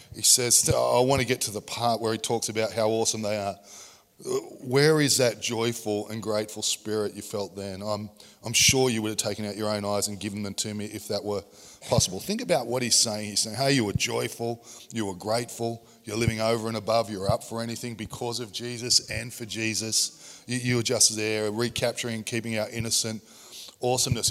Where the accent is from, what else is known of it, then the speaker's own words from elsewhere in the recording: Sydney, New South Wales, Australia; I grew up in Sydney's equivalent of Coldale